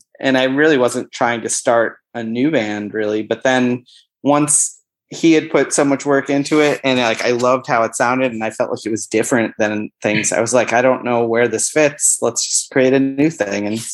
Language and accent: English; Buffalo, New York, United States; moved away as an adult; also born or lived in Boston, Massachusetts; now in Vermont, United States; I grew up in Buffalo, but I haven't lived there since I was 18